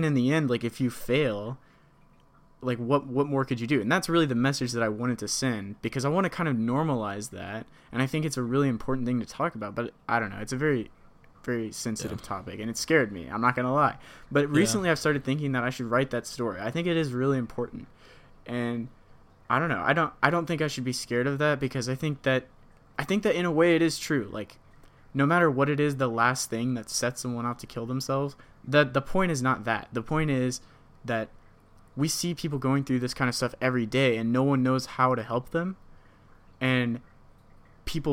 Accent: United States; as an American

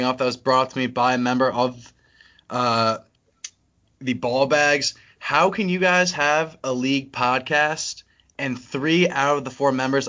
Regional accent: West Chester, Pennsylvania, United States; also born or lived in Bryn Mawr; I would be a Westchester East kid

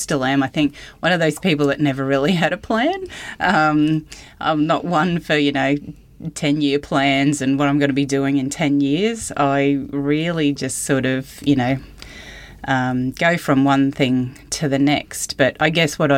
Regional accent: Mackay, Queensland, Australia; moved away; I grew up in Mackay on a cane farm

